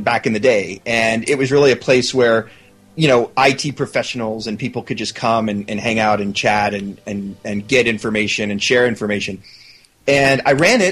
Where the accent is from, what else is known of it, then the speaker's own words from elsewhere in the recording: Dallas, Texas, United States; moved away as an adult; also born or lived in Houston, Texas; now in Seattle, United States; I grew up in Texas. I was actually born in Houston, but then when I was like 6 months old, we moved to Dallas, and I lived there until I turned 30, and then I moved up to Seattle